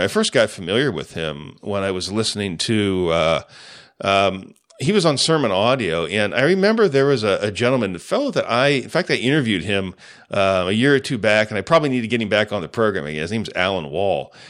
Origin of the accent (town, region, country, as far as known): United States